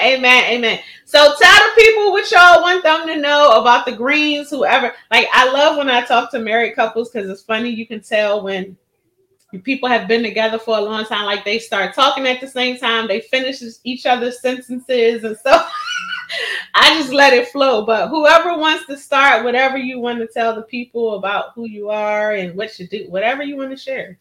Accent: Philadelphia, Pennsylvania, United States; Born and raised in Philadelphia

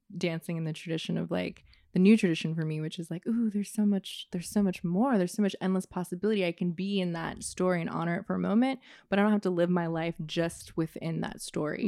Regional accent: Oakland, California, United States; I was born in Oakland. I've lived in Oakland and some other places in the Bay

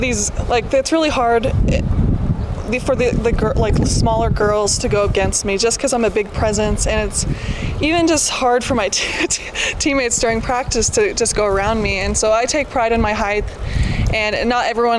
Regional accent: Wyoming, United States; I'm from Wyoming

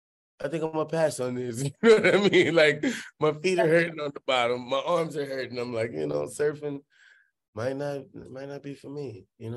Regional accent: Hollywood, California, United States; Like, I'm from Hollywood. Like, yeah, we don't do horses back there, you know?

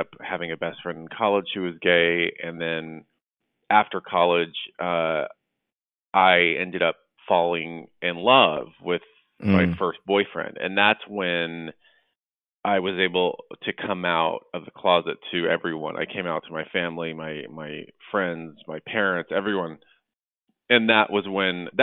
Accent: Dallas, Texas, United States; now in Los Angeles, United States; I grew up in Dallas, Texas

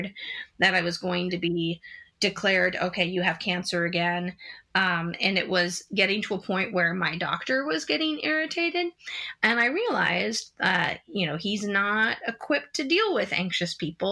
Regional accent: San Diego, California, United States; moved away as an adult; also born or lived in Los Angeles; now in New York City, United States; I grew up in San Diego, went to school in Los Angeles, then worked on the West Coast quite a bit before moving to New York City in 2005.

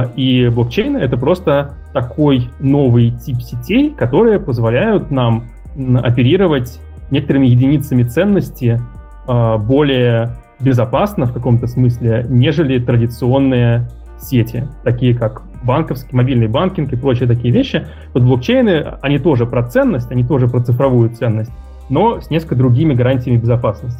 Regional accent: Moscow, Russia; moved away as an adult; now in Luxembourg; я э, родился, вырос в Москве, закончил МГУ факультет ВМК

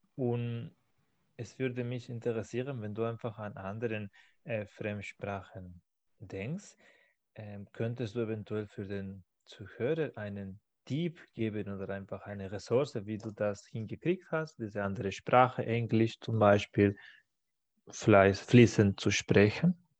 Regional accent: Barcelona, Catalonia, Spain; German is a second language; moved away; in meiner Heimatstadt in Barcelona

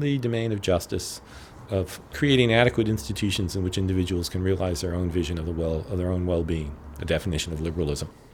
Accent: United States; as an American

